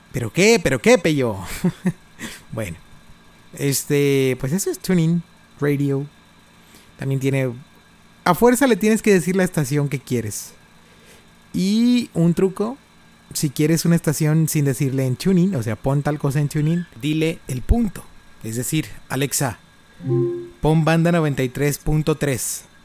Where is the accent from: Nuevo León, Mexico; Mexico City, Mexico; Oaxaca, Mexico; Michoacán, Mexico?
Nuevo León, Mexico; Monterrey; now in Reynosa, Mexico; Yo soy de Monterrey.